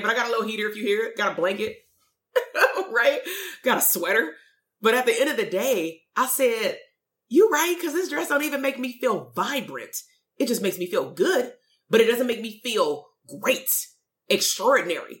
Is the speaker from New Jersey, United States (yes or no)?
no; Compton, California, United States; moved away as an adult; I'm from the hood. I'm from Compton. We moved out 2.5 years ago. I'm still very much from Compton.